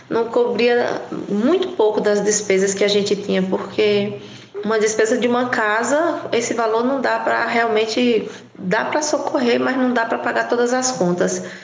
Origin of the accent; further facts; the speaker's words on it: Brotas de Macaúbas, Bahia, Brazil; Eu resolvi fazer uma mudança que foi para a cidade da minha cidade natal, que é Brotas de Macaúbas.